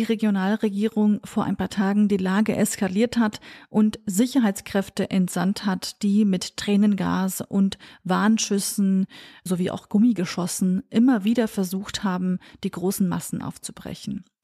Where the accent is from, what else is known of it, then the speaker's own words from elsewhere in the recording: Sulaymaniyah, Sulaymaniyah Governorate, Iraq; Es handelt sich hier natürlich auch um meine Heimatregion, meine Heimatstadt Slemani.